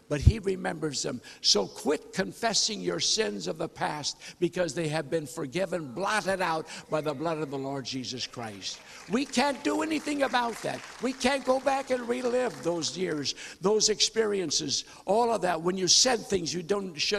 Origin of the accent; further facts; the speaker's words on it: North Dakota, United States; I was born and raised in North Dakota